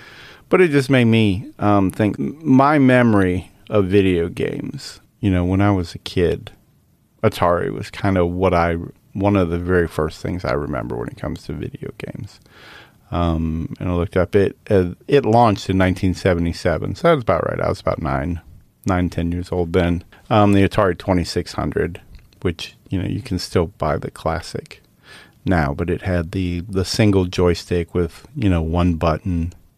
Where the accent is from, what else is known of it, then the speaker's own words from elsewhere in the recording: Michigan, United States; But I remember playing Space Invaders growing up in Michigan.